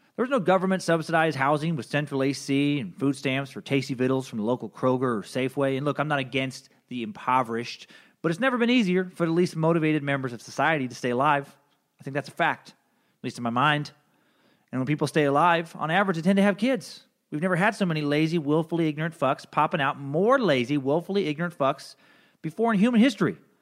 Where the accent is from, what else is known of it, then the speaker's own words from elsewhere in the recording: United States; I'm an American